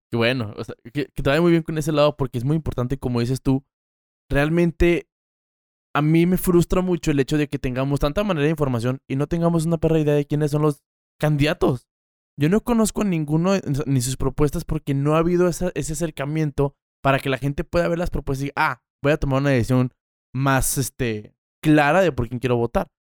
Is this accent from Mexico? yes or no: yes; Mexico; soy de aquí. Qué padre decir, yo soy de esta tierra